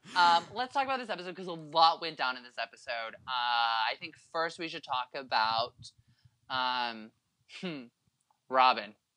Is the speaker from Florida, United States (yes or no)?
no; Concord, California, United States; born or raised there